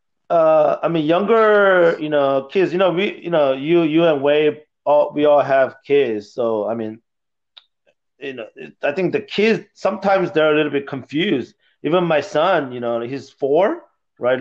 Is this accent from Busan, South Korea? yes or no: no; Seoul, South Korea; moved away; also born or lived in Texas; I was born in Seoul, Korea.